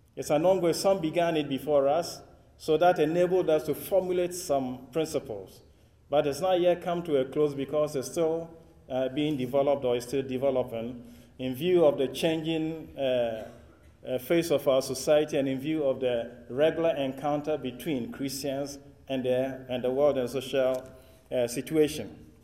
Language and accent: English; Ghana; accent: West African English; if I speak with an accent which is not quite American or British or Australian, you know where it's coming from.